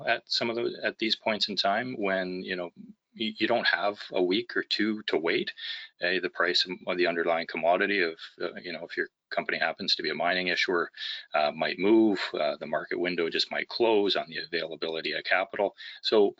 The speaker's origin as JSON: {"language": "English", "town": "Vancouver", "region": "British Columbia", "country": "Canada", "said": "I'm from Vancouver, British Columbia, and a securities lawyer here"}